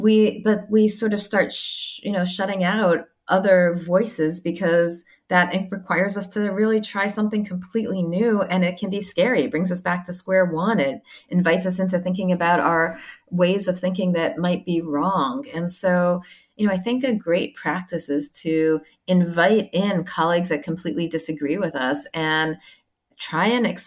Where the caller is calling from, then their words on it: Sydney, New South Wales, Australia; I am calling in from Sydney, where I am on sabbatical at the moment.